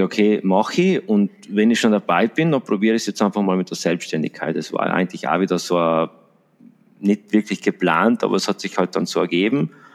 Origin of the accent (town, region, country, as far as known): Salorno, Trentino-Alto Adige, Italy